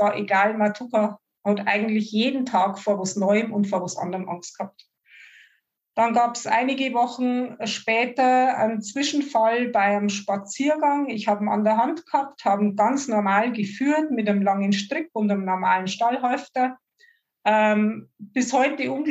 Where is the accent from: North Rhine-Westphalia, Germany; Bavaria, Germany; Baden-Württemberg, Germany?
Bavaria, Germany; Ich komme aus der Oberpfalz, wahrscheinlich nicht zu überhören für alle, die außerhalb unserer Gegend sind.